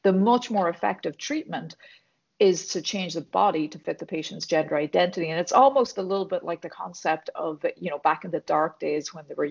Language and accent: English; Ireland; accent: Irish; moved away as an adult; also born or lived in Dublin; now in United States; I was born and raised in Ireland